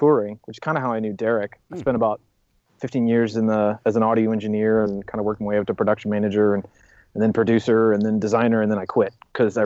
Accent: California, United States; I'm a Californian

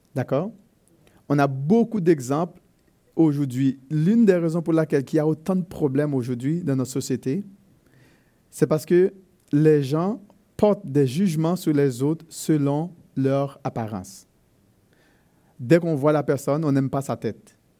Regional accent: Haiti; chez nous en Haïti, euh, mon pays d'origine

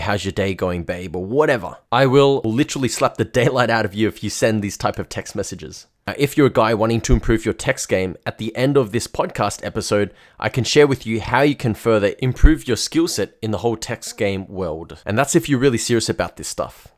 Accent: Melbourne, Victoria, Australia; I'm from Melbourne in Australia

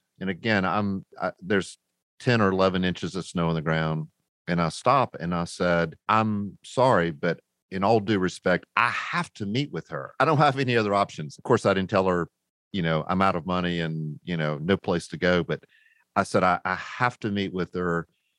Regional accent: the South, United States; you know, I'm a Southerner and rednecks really don't do well in the snow.

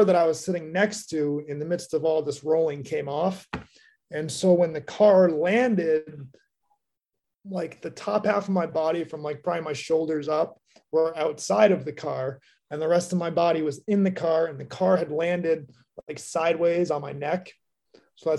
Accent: Massachusetts, United States; I grew up in Massachusetts, like had a normal childhood

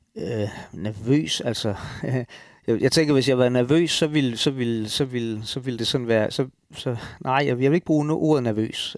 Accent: Denmark; som danskere

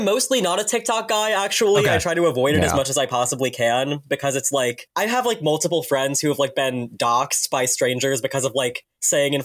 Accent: Chicago, Illinois, United States; I grew up in Chicago.

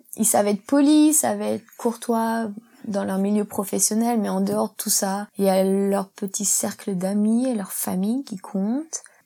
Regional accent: Isère, Auvergne-Rhône-Alpes, France; moved away as an adult; also born or lived in England; now in Hong Kong; Je viens de la campagne en Isère, un petit village de 1000 habitants.

